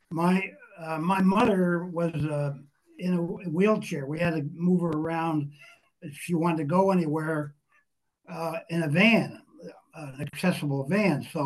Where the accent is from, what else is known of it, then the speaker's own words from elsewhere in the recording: Newton, New Jersey, United States; my hometown, Newton, New Jersey.